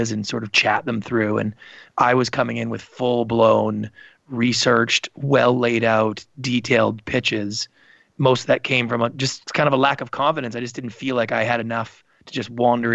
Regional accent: Canada; I grew up in Canada

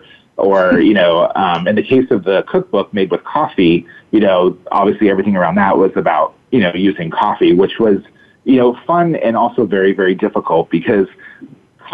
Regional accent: Sacramento, California, United States; I grew up here in Sacramento. And when I moved back home

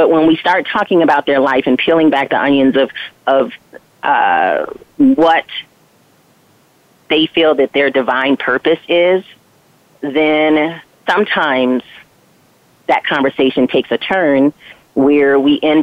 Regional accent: Flint, Michigan, United States; I grew up in Flint, Michigan

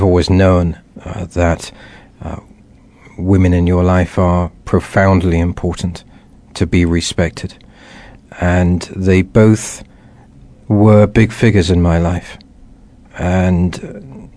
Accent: Wiltshire, near Stonehenge, South West England, United Kingdom; I grew up in England, a couple of miles away from Stonehenge, for many years, and remember these profound and wonderful memories, running around the wheat fields of Wiltshire

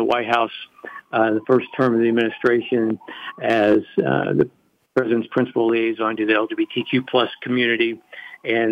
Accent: rural Missouri, United States; I grew up in rural Missouri, close to the, for those familiar with the Arkansas-Oklahoma-Kansas border.

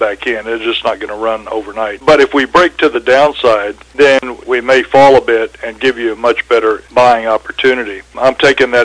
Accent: San Antonio, Texas, United States; now in Mexico; born and raised in San Antonio

